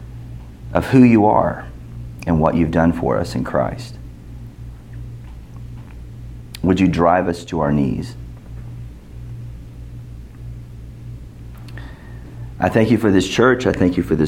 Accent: United States

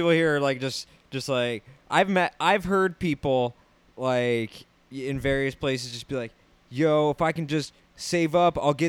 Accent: Utah, United States; also born or lived in Santa Monica, California; now in Los Angeles, United States; I grew up in Utah, and like I was born in Santa Monica, but I grew up in Utah

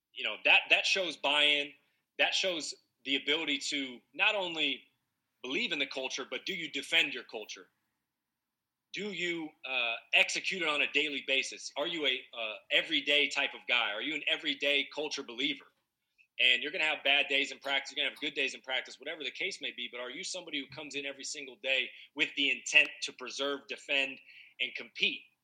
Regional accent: Northern California, United States; moved away as an adult; So I grew up in Northern California

